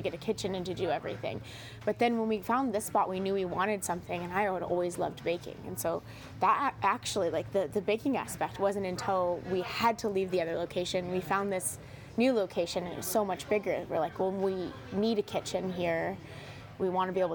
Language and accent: English; San Diego, California, United States; moved away as an adult; now in San Luis Obispo, United States; I'm from San Diego